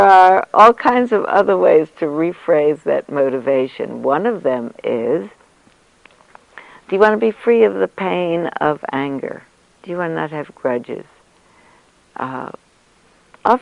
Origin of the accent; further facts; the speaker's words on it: New York City, New York, United States; when I grew up in New York, I come from a long line of New York City school teachers